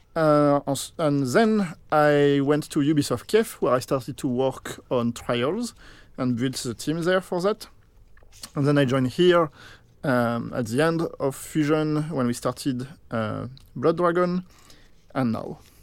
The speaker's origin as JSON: {"language": "English", "country": "France", "moved": "yes", "said": "here I am French, so I come from France"}